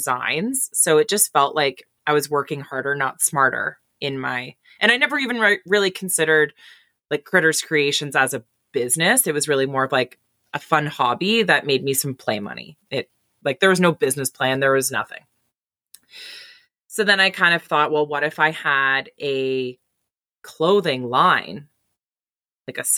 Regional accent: Timmins, Ontario, Canada; also born or lived in Goderich, Ontario; now in Embro, Canada; I grew up in Timmins, Northern Ontario

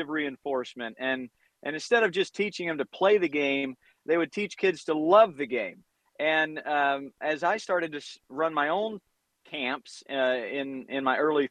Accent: North Carolina, United States; moved away as an adult; also born or lived in Providence, Rhode Island; now in Southern California, United States; I grew up in North Carolina

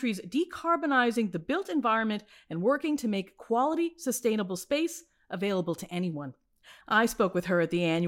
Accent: Detroit, Michigan, United States; my hometown of Detroit

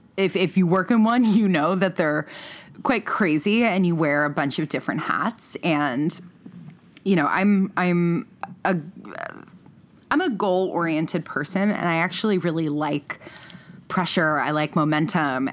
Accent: East Coast, United States; moved away as an adult; also born or lived in New York City / San Francisco; now in Los Angeles, United States; I grew up on the East Coast

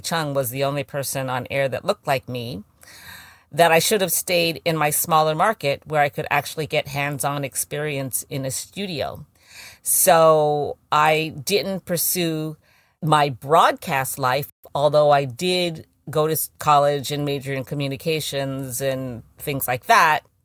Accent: San Francisco, California, United States; now in New York, United States; I grew up in San Francisco.

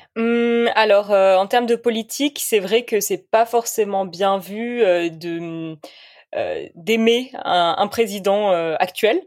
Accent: Bordeaux, Nouvelle-Aquitaine, France; je suis de Bordeaux

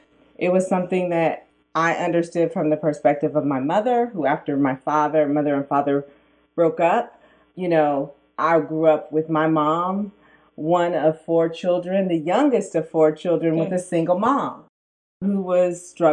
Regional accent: Sacramento, California, United States; I'm from Oak Park. Yes. Oak Park, which is the hood in Sacramento. And yeah, I grew up with two parents

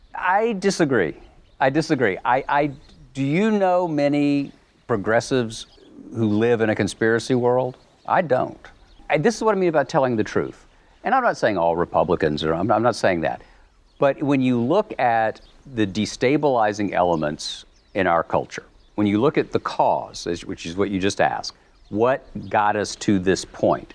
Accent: the American South, United States; I'm a boringly heterosexual white Southern male Episcopalian

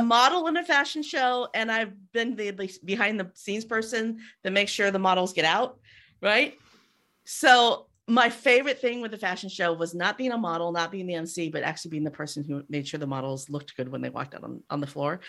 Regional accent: Castroville, California, United States; moved away; I grew up in Castroville, which is the artichoke capital of the world

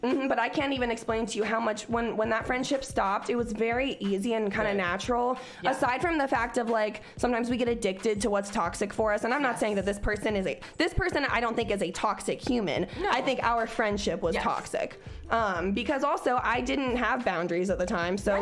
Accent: Cincinnati, Ohio, United States; moved away; also born or lived in Oklahoma; I was from Cincinnati where bitches had like mohawks that were rainbow colored

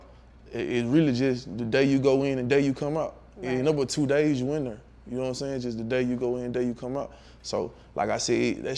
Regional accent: Tutwiler, Mississippi, United States; I'm from Tutwiler, Mississippi. Mm-hmm. Like, better known Trick City, I got it tattooed on my arm and shit, man. Like, I'm a real Trick City baby

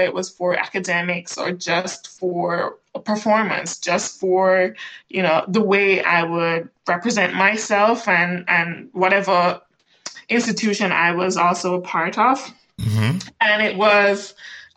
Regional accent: Jamaica; moved away as an adult; also born or lived in Kingston, Jamaica; now in United States; I'm Jamaican born and raised, right? An island girl.

